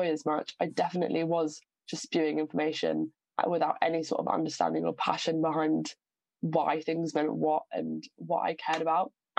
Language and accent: English; Southampton, South East England, United Kingdom; I'm from Southampton. So my, you know, secondary school and sixth form experience was very, very diverse. Southampton's an amazingly diverse area, and I think growing up there has done me a world of good.